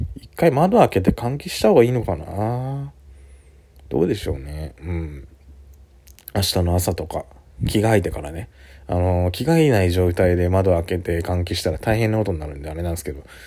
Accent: Kanto, Japan; born or raised there; moved away as an adult; now in Suita, Japan

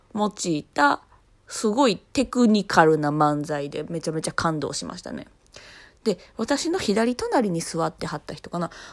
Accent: Osaka, Japan; 私は生まれも育ちもずっと大阪なんですけどね、三十数年

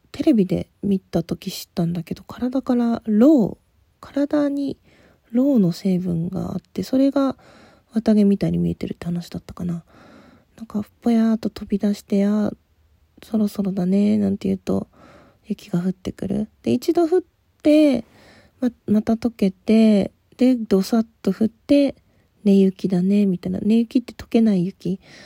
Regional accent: Asahikawa, Hokkaido, Japan; moved away; also born or lived in Tokyo; 学校帰りその旭川のバス

